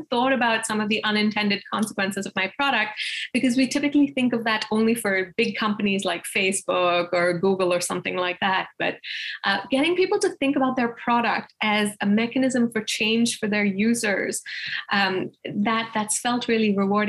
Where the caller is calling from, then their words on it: Boston, Massachusetts, United States; I'm here from Boston.